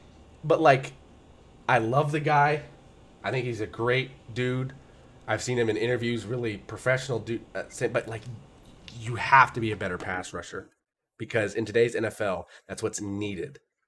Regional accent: Cincinnati, Ohio, United States; I'm from Cincy.

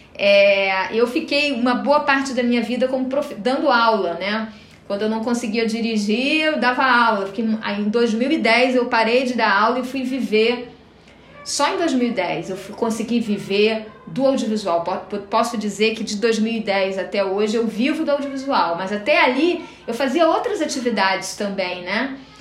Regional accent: Rio de Janeiro, Brazil; moved away as an adult; now in Florianópolis, Brazil; eu moro há 18 anos em Florianópolis, né? Mas eu sou do Rio de Janeiro. Acho que o jeito de falar não, não nega

